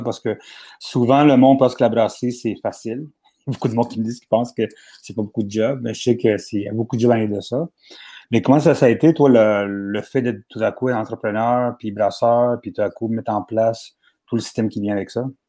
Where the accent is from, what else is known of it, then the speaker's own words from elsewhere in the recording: Laval, Quebec, Canada; Moi, je viens de Laval